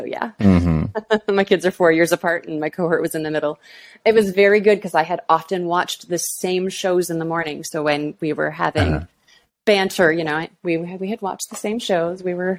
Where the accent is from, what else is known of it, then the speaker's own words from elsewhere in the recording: Toronto, Ontario, Canada; moved away as an adult; also born or lived in Halifax, Canada / Havana, Cuba / Paris, France / Nice, France; I'm originally from Toronto, where I live now.